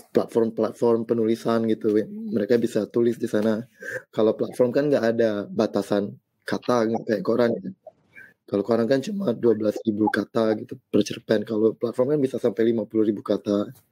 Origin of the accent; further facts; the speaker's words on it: South Sumatra, Indonesia; saya juga lahir di kota, di kota kecil di Sumatera Selatan